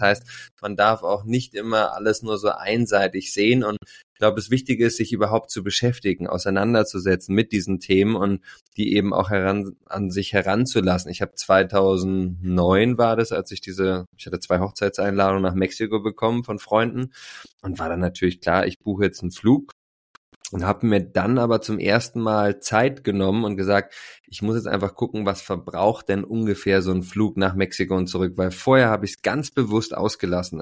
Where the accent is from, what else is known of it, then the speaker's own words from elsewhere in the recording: Berlin, Germany; Ich bin Berliner, seit 40 Jahren am Start, liebe unsere, meine Mutterstadt und bin hier ja ähm, mit sehr viel Liebe und ähm, ja auch mit ja, glaube ich, einem geborgenen Haushalt groß geworden